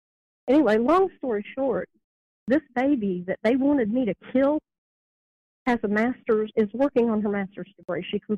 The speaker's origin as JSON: {"language": "English", "area": "the South", "region": "Southern United States", "country": "United States", "accent": "southern", "said": "I apologize for my southern accent ahead of time."}